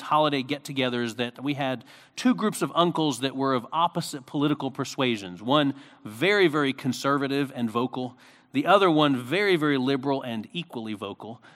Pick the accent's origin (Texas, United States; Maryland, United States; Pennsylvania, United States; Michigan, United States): Pennsylvania, United States; Philadelphia; when I was a kid, um, growing up in Philadelphia, we used to have Romanian get-togethers